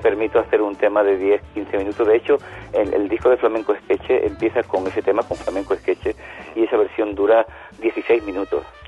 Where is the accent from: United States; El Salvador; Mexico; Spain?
Spain; yo que soy un músico español